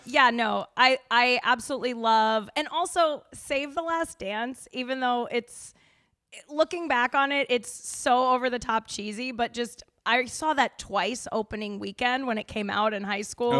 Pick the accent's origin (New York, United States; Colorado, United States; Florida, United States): Colorado, United States; Denver; moved away; I'm from Denver